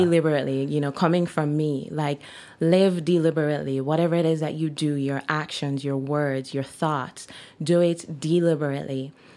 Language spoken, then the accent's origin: English; Jamaica; moved away as an adult; now in Kelowna, Canada; I'm Jamaican by birth, and I've been living in Jamaica for most of my life until I decided to move here